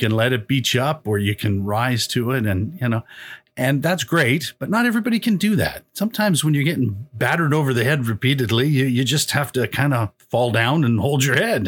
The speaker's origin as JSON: {"language": "English", "town": "Calgary", "region": "Alberta", "country": "Canada", "tie": "born or raised there", "also_born_or_lived": "Toronto, Canada", "moved": "yes", "lives_now": "Brampton, Canada", "said": "I grew up in a, uh, ca, a place called Calgary"}